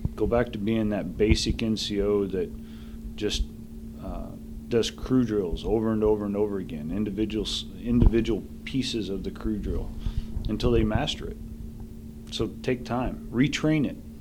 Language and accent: English; southern Missouri, United States; moved away; My hometown's like barely one of those little map dots.